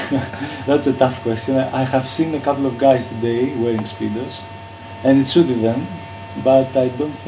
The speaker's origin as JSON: {"language": "English", "country": "Greece", "moved": "yes", "lives_now": "London, United Kingdom", "said": "I come from Greece. I live in London."}